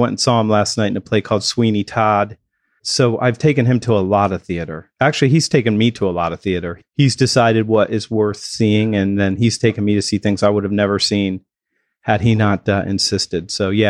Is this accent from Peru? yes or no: no; England, United Kingdom; I mean, I'm British.